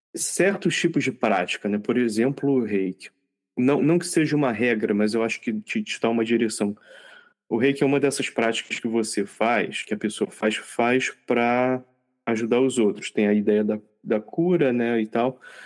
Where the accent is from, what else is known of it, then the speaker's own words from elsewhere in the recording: Rio de Janeiro, Brazil; somos, somos cariocas, né? Os três aqui na gravação